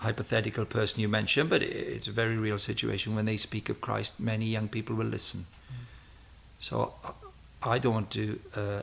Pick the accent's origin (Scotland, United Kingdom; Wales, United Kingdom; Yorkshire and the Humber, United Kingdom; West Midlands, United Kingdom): Wales, United Kingdom; moved away; also born or lived in Cambridge; I was a natural talker, being a Welshman